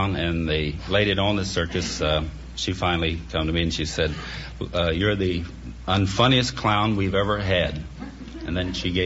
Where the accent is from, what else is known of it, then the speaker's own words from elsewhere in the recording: Vincennes, Indiana, United States; moved away; I'm from Vincennes, Indiana. I was born about 3 blocks away from the Wabash River